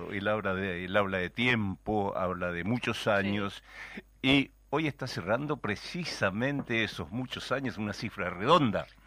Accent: Paraguay; yo soy paraguayo y hablo guaraní.

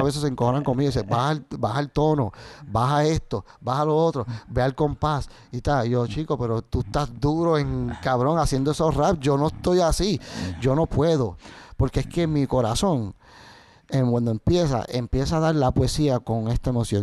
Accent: Puerto Rico; mis raíces como, como puertorriqueño de la décima

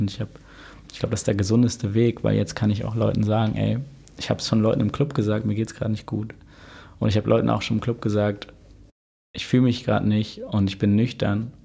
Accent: Hamburg, Germany; also born or lived in Osdorf, Hamburg / Elmshorn; ich komme aus Lurup, Alter. Aus Lurup bin in Altona ja geboren, aber ich bin Lurupa

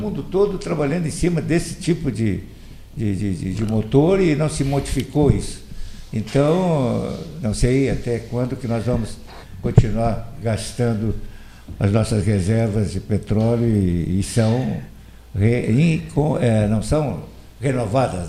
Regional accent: Morro Redondo, Rio Grande do Sul, Brazil; Eu fui criado aqui no Morro Redondo, como você sabe, de origem alemã, mas era proibido falar alemão por causa da guerra

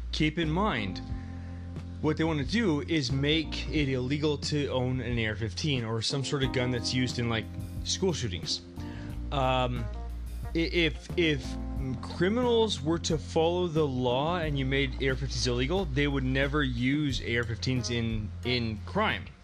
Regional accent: Canada; because we're Canadian, so we always give up our rights.

